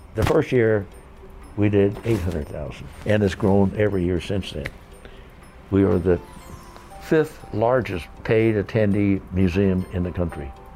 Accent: San Diego, California, United States; the mighty skyline of my hometown

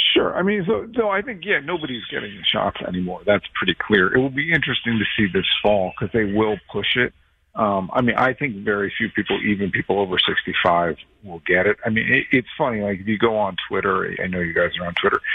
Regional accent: New Jersey, United States; I grew up in Jersey.

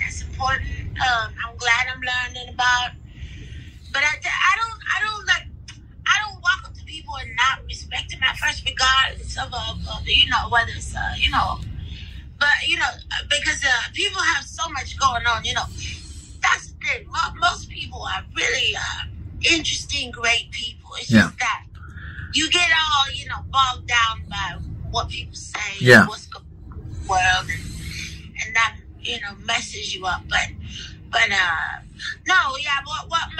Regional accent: Canton, Ohio, United States; I'm from Canton, Ohio, which is a small city

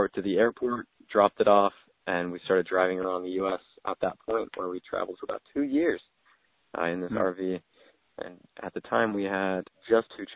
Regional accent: Southern California, United States; also born or lived in Poway / Los Angeles County / Indiana; I was born and raised here in Southern California, Poway is where I was born, and then I lived up in Northern LA County, kind of all over LA County.

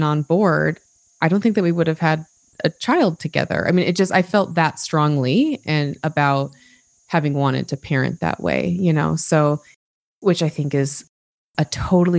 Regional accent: Utah, United States; I grew up in Utah. I still live in Utah

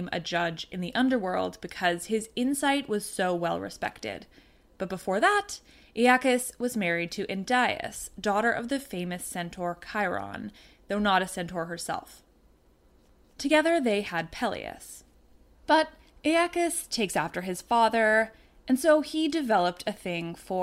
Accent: Canada; I'm Canadian

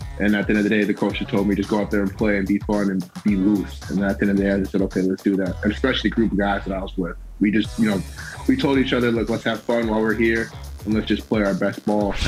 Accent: Minnesota, United States; You know, you always, you know, growing up in Minnesota, you watch the Vikings, you watch them play. And I mean, I've been there my whole life.

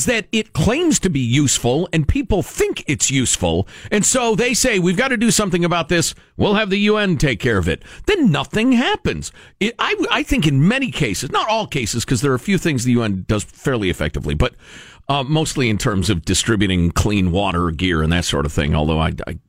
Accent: Chicago, Illinois, United States; moved away; I grew up in the Chicago area

